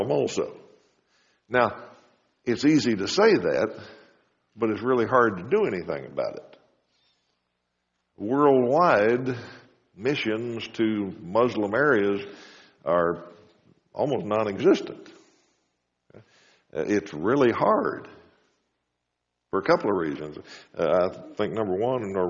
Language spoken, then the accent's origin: English; United States; also born or lived in Wichita, Kansas; As Americans